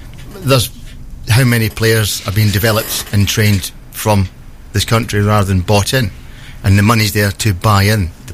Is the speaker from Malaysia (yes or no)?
no; Rosyth, Scotland, United Kingdom; also born or lived in Old Kilpatrick / Twickenham; now in Newark, United Kingdom; I was born in a place called Old Kilpatrick, just outside Glasgow. I grew up in Rosyth, because we moved there when my dad worked in the dockyard